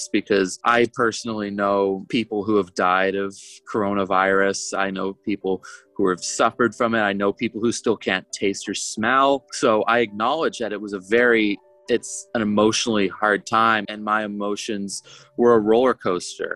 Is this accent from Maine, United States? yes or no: yes; Maine, United States; moved away as an adult; also born or lived in St. John's, Newfoundland; growing up in Maine